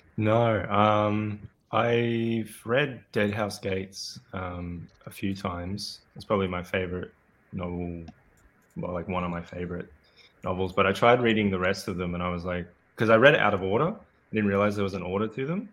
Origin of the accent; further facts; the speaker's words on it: Australia; accent: Australian; I'm Australian, as you might be able to guess from my accent.